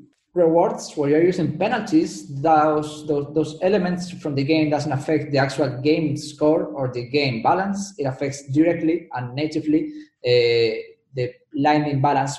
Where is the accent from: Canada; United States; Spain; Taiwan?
Spain; accent: Spanish; English is a second language; Yeah, that's Spain.